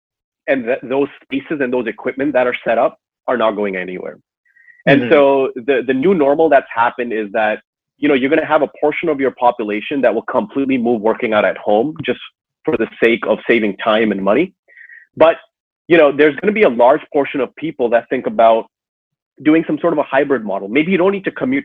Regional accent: Toronto, Ontario, Canada; moved away as an adult; now in Seattle, United States; I grew up in Toronto, Canada, and then moved out west about a decade ago or so.

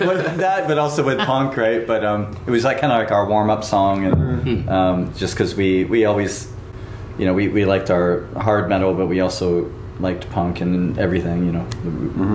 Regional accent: Southern California, United States; also born or lived in Burbank; now in Tokyo, Japan; grew up in in uh, Southern California

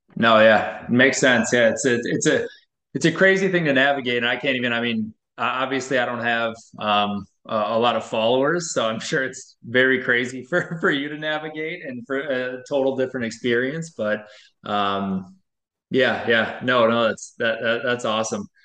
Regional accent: Wisconsin, United States; I'm from Wisconsin

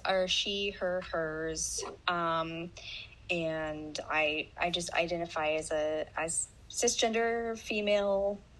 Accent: Indiana, United States; moved away as an adult; now in Atlanta, United States; I was actually born and raised in Indiana. I lived there for the first 24 years of my life. So I've only been living in Georgia since 2013.

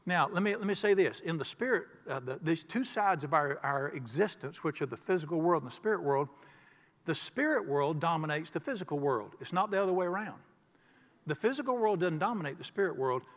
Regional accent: Charlotte, North Carolina, United States; the day I was born in the Catholic hospital in Charlotte

